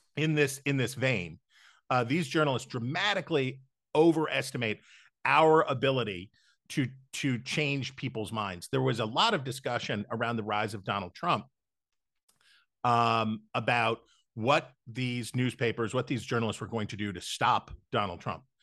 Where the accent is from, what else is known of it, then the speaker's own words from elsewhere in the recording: West Virginia, United States; moved away; almost all of my life in West Virginia, growing up in West Virginia, and until about the time that I left the state